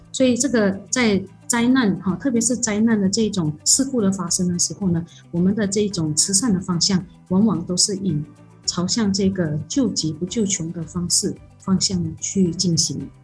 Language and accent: Chinese; Malaysia; 我们马来西亚人